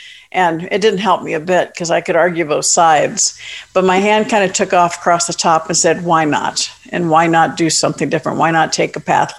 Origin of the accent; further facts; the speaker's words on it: Florida, United States; moved away as an adult; also born or lived in Atlanta; I grew up in Florida